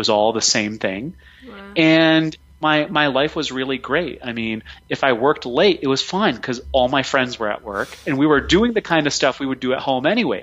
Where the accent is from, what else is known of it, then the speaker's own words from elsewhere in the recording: a small town in Pennsylvania, United States; My parents immigrated from India to a small town in Pennsylvania, and that's where I was born and raised.